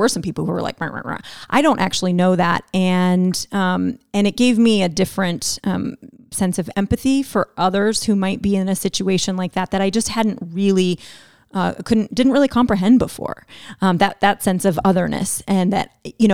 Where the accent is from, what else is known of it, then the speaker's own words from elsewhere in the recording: United States; accent: American; also born or lived in South Africa; they heard my accent. They were like, oh, they're like, oh, you're American